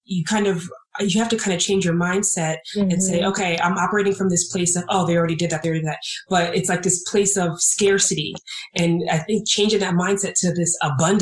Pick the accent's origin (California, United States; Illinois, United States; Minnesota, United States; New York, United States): New York, United States; I grew up in New York